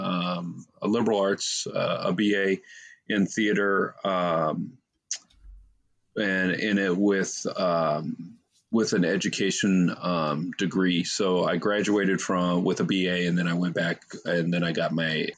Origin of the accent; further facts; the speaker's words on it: Eastern Iowa, United States; moved away as an adult; also born or lived in Texas / California / South Dakota; I say I'm from Eastern Iowa. I grew up, the majority of my formative years were in Eastern Iowa, in rural Iowa